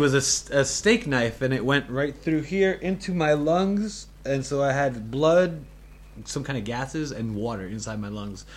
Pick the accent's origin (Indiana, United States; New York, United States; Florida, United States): New York, United States; New York City; now in China; I'm from the city and like Queens